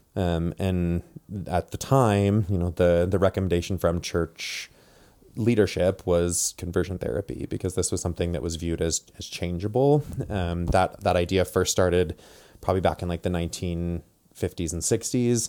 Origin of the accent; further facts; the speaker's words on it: Provo, Utah, United States; also born or lived in Tacoma, Washington / Indiana / Washington; I'm from Provo, Utah, born and raised. Um, grew up here